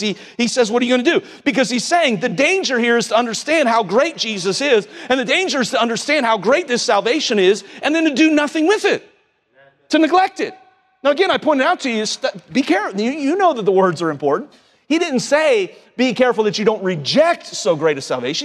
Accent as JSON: {"language": "English", "town": "Cincinnati", "region": "Ohio", "country": "United States", "tie": "born or raised there", "moved": "yes", "said": "home growing up in Cincinnati"}